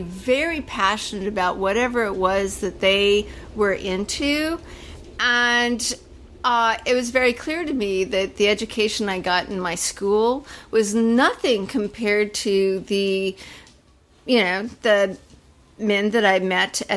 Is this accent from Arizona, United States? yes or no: no; California, United States; now in Los Angeles, United States; I was born and raised in California.